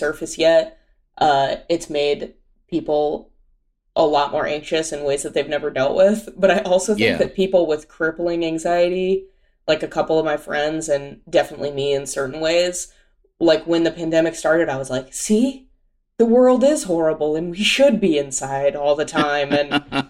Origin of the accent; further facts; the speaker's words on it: Pasadena, California, United States; also born or lived in Orange County, California; grew up in Pasadena